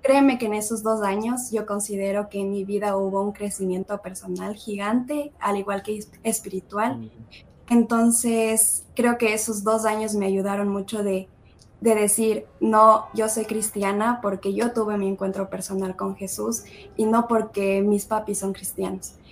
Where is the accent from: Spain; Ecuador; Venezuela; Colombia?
Ecuador; moved away as an adult; now in United States; Ecuador comemos un montón de cosas